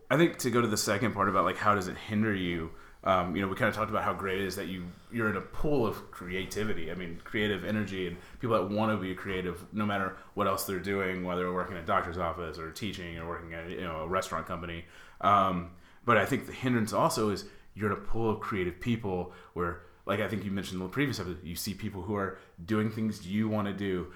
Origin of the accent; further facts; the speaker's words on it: Dallas, Texas, United States; now in Los Angeles, United States; I'm from Dallas